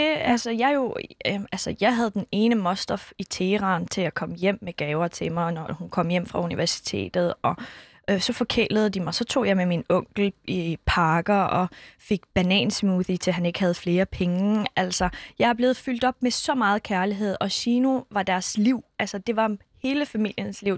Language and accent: Danish; Skærbæk, Southern Denmark, Denmark; born or raised there; also born or lived in Iran / Kurdistan